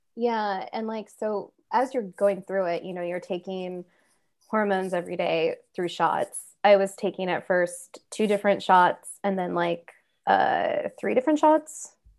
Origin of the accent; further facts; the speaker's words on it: Kansas, United States; I grew up in Kansas